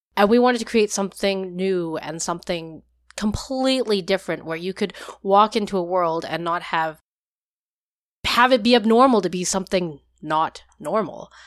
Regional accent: Vancouver, British Columbia, Canada; I am from Vancouver, Canada.

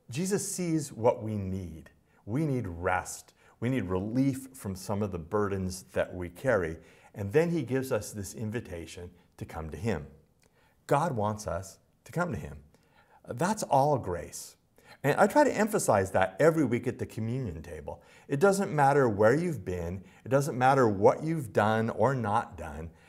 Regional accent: Los Angeles, California, United States; Because I'm from Los Angeles and most agricultural metaphors are a stretch for me.

